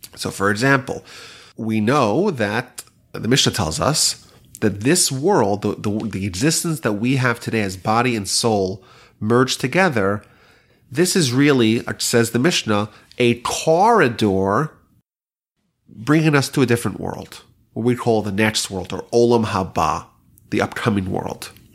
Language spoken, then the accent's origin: English; New York, United States; now in Houston, United States; I remember growing up in New York, it was always very cold in the Sukkah.